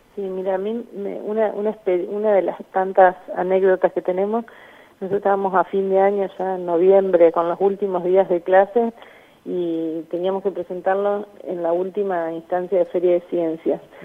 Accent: Gálvez, Santa Fe, Argentina; Yo soy de Galvez, una población de 25.000 habitantes

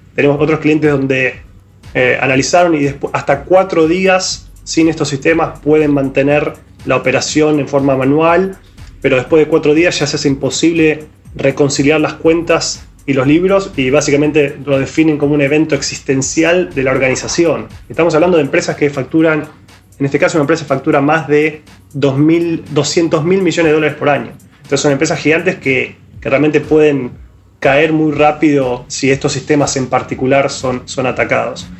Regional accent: Argentina; yo y Víctor como argentinos

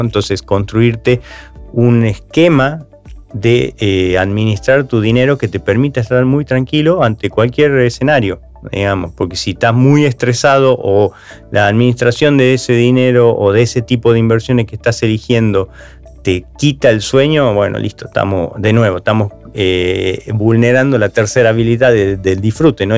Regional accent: Argentina

